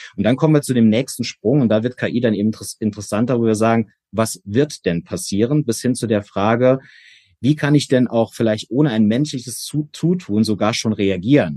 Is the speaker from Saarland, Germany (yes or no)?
yes; Saarland, Germany; Erstmal ist es meine Heimat. Ich bin gebürtiger Saarländer